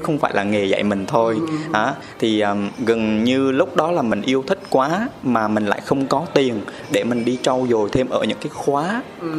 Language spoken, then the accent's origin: Vietnamese; Huế, Thua Thien Hue, Vietnam; accent: Huế; now in Ho Chi Minh City, Vietnam; em ờ, sinh ra và lớn lên ở Huế. Em là ừ. người Huế chính gốc